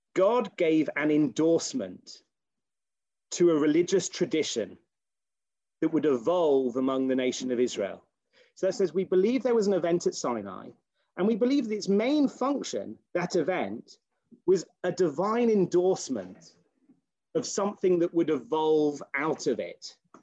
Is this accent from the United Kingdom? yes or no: yes; United Kingdom; as a British person